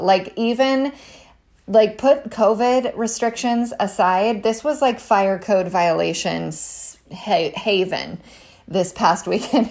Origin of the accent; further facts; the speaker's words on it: California, United States; moved away; I'm from California originally